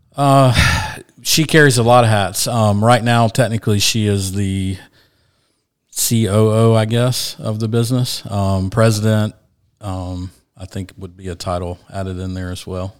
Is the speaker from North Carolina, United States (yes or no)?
yes; Asheville, North Carolina, United States; moved away as an adult; also born or lived in Savannah, Georgia / Sarasota, Florida; I was from Asheville